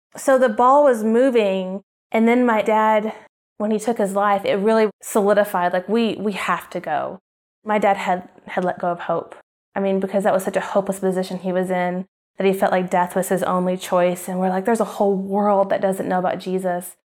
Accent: Oklahoma, United States; moved away; this housewife from Oklahoma, the Bible Belt, who loves Target and Starbucks

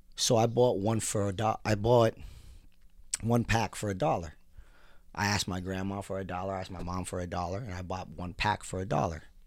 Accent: United States; As a Filipino American

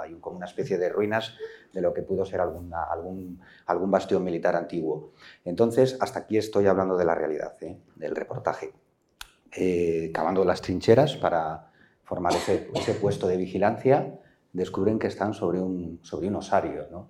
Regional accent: Villarejo de Órbigo, Castile and León, Spain; mi pueblo, Villarejo

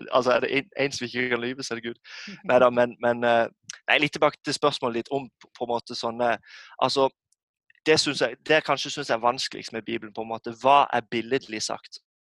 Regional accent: Norway; som nordmann i dag, så man er jo en minoritet som kristen.

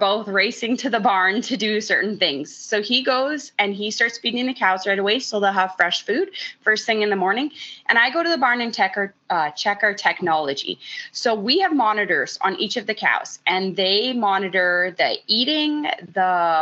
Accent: Central Alberta, Canada; I grew up in Central Alberta

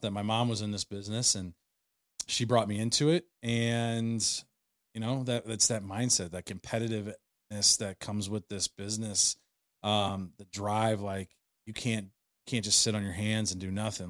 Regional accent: St. Louis, Missouri, United States; I grew up in Saint Louis

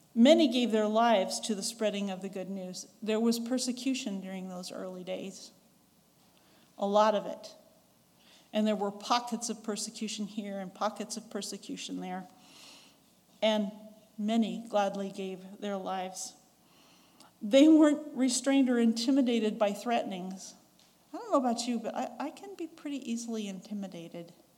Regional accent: the West, United States; accent: Western; now in Ringgold, Georgia, United States; I'm a Westerner, so my accent is very much from the West.

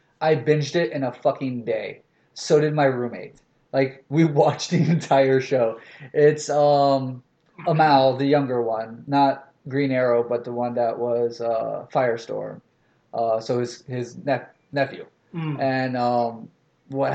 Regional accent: the South, United States; I'm from the South

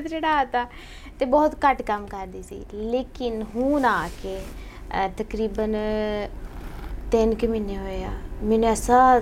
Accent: Faisalabad, Punjab, Pakistan; ਅਸੀਂ ਫੈਸਲਾਬਾਦ ਦੀ ਹੈ

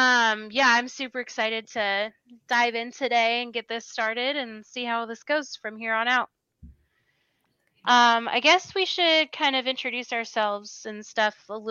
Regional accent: California, United States; I'm from here locally. I have been in California for my entire life.

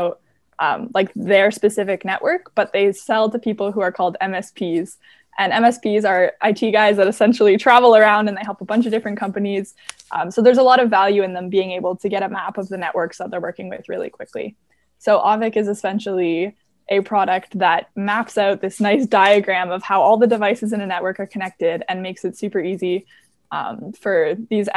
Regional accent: Waterloo, Ontario, Canada; I was born and raised in Waterloo

